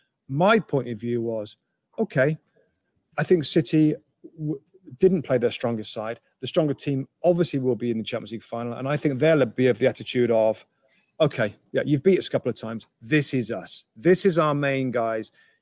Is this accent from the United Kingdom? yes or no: yes; England, United Kingdom; growing up in England